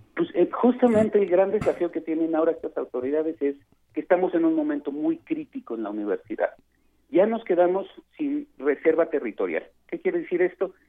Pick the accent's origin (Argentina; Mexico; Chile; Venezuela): Mexico